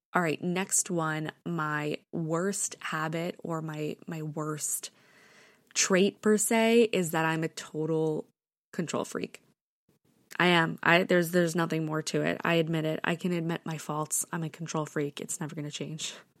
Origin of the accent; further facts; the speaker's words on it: New York, United States; also born or lived in Connecticut; I was born and raised in New York.